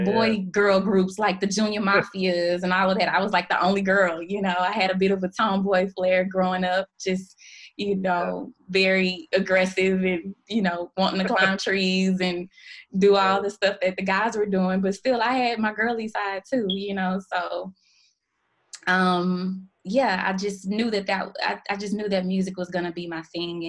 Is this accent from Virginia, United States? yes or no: no; Houston, Texas, United States; I grew up in Houston, Texas, born and raised.